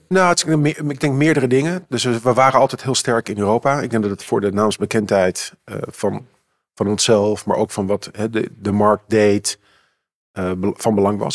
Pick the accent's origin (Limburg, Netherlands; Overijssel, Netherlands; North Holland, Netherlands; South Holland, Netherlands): North Holland, Netherlands; Amsterdam; Ik ben geboren en getogen in Amsterdam.